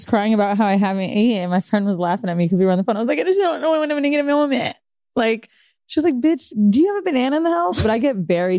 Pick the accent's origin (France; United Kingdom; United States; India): United States; Florida; moved away; also born or lived in San Francisco; Moved to Florida when I was like super young, like 7 or 6 or something.